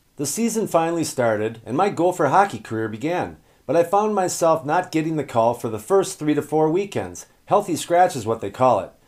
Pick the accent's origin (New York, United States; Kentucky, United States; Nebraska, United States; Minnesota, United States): Minnesota, United States; My hometown team